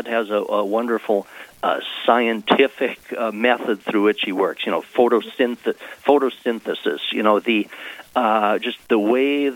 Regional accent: Lisbon, North Dakota, United States; moved away as an adult; now in Fargo, United States; I was born and raised in Lisbon and came to Fargo, 40-some years ago for college and kind of stayed here.

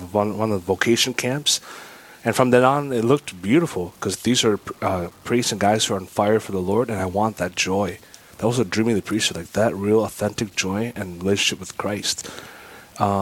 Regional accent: Owatonna, Minnesota, United States; I grew up in Owatonna, Minnesota, so not too far from Austin here.

